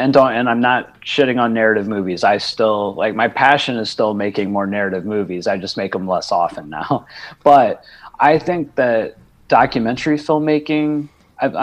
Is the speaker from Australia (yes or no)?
no; Indiana, United States; also born or lived in New Orleans / Los Angeles; now in Georgia, United States; I was born in Indiana